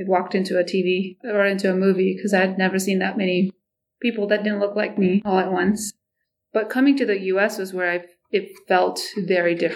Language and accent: English; Nepal; English is a second language; also born or lived in Canada; now in Ankeny, United States; I grew up in Nepal. I lived part of my life in Canada